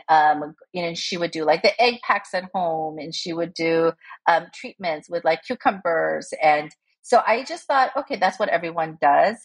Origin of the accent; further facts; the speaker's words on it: South Korea; moved away as an adult; also born or lived in United States / New York; I was born in Korea and uh, we uh, immigrated unsuccessfully to the US because we immigrated when I was six and then we went back when I was 11. And um, I grew up um, for the rest of my uh, um, academic life, like in Korea until university.